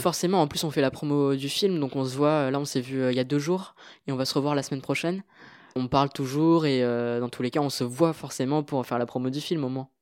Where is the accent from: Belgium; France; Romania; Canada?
France; also born or lived in Marly-le-Roi / Paris; mes parents sont originaires du Sri Lanka, même si euh, je suis né euh, en France